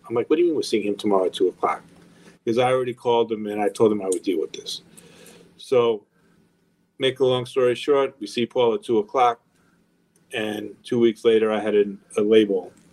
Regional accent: Long Island, New York, United States; moved away as an adult; also born or lived in Los Angeles; growing up in Long Island

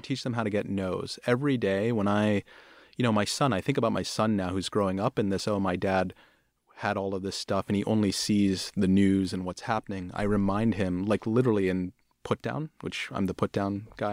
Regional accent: Pittsburgh, Pennsylvania, United States; moved away; also born or lived in Houston / Bombay, India; I grew up in Pittsburgh.

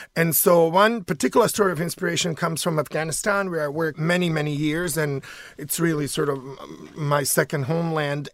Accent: Sarajevo, Federation of Bosnia and Herzegovina, Bosnia & Herzegovina; now in United States; I'm from Sarajevo, which is the capital city of Bosnia

